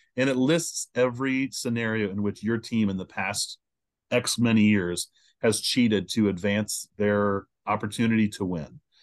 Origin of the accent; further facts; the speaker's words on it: Indianapolis, Indiana, United States; I'm from Indianapolis.